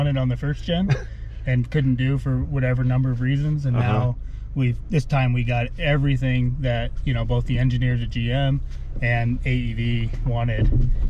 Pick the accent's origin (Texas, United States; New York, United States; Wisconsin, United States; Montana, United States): Montana, United States; It's my home state anyway.